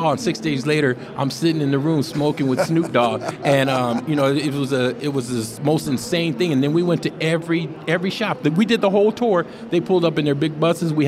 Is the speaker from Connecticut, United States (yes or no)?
no; San Jose, California, United States; moved away as an adult; also born or lived in Reno; now in Southern California, United States; I was born and raised in San Jose, you know, the whole time.